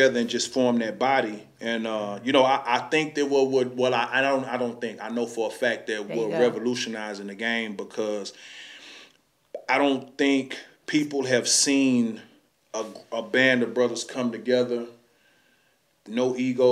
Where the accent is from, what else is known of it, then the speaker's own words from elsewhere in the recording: Houston, Texas, United States; Acres Home made me who I am